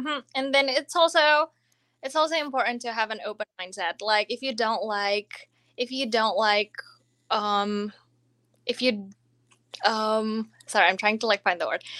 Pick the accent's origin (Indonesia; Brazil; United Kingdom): Indonesia; English is a second language; moved away as an adult; now in Florida, United States; I'm already from Indonesia. I came to America, I came to college in two thousand twelve